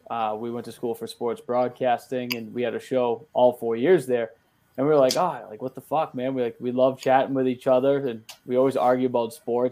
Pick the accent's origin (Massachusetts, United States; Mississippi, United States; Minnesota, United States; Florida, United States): Massachusetts, United States; Boston; moved away; we're both from Boston, myself and Mikey.